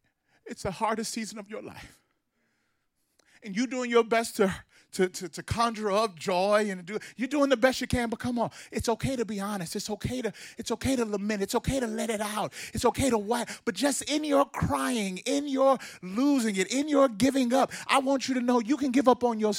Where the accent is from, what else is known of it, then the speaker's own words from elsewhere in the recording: Mississippi, United States; I grew up in Mississippi, a black boy from Mississippi